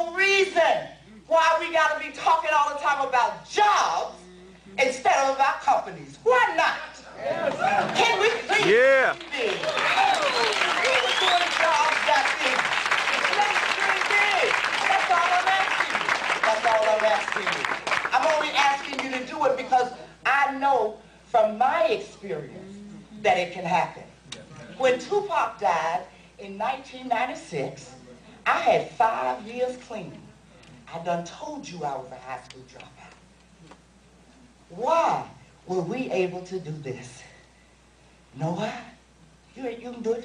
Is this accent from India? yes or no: no; New York City, New York, United States; also born or lived in Robeson County, North Carolina; I come from the South Bronx